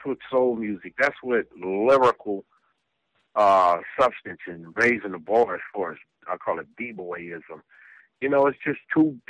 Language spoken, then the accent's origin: English; West Coast, United States; also born or lived in South Bronx, New York; I was born in South Bronx, but moved to the West Coast when I was like 3 years old